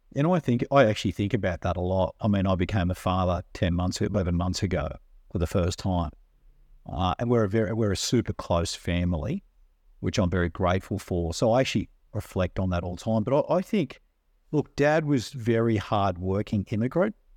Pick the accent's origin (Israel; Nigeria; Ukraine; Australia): Australia; Sydney, New South Wales; we grew up on the north shore in a place called Forrestville, which is kind of between Chatsworth and Manly